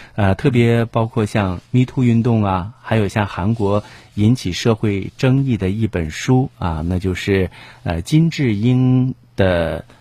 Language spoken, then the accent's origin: Chinese; Jiaodong, Shandong, China; 咱们胶东人，我们山东人这个就是自古以来的就是尊师重师教育